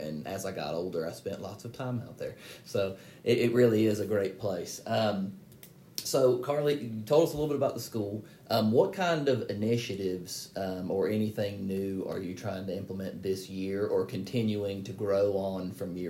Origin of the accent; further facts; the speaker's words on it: Waynesville, North Carolina, United States; I grew up here in Waynesville city limits